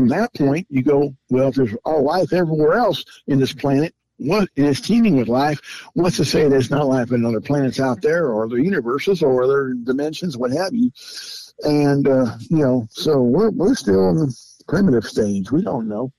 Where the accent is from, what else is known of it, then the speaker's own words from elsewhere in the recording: Southern California, United States; I was born and raised in Southern California